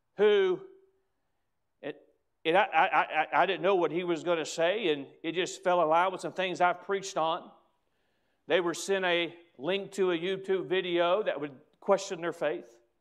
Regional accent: United States; As an American

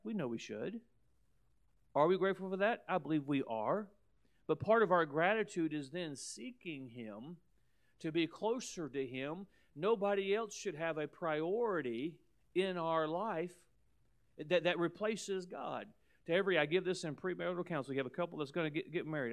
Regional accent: United States; as an American

